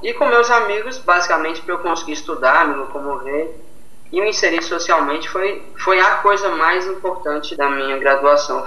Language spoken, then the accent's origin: Portuguese; Linhares, Espírito Santo, Brazil; eu sou de Linhares